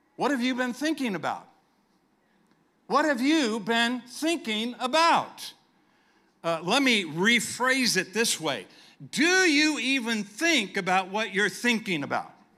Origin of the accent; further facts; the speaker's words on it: San Diego, California, United States; moved away; we were in San Diego, California, my hometown.